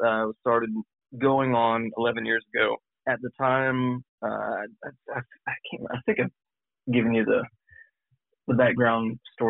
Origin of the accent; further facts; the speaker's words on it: Lockhart, Texas, United States; growing up in Lockhart